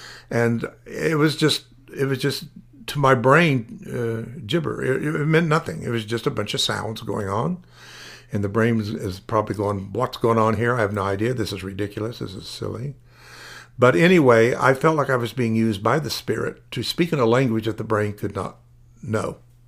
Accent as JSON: {"language": "English", "town": "Tulsa", "region": "Oklahoma", "country": "United States", "tie": "born or raised there", "said": "Now, I was raised in Tulsa, Oklahoma."}